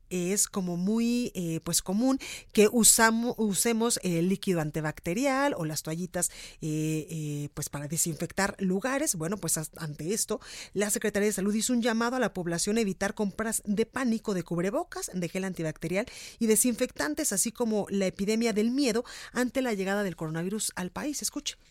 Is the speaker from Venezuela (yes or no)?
no; Mexico; como los mexicanos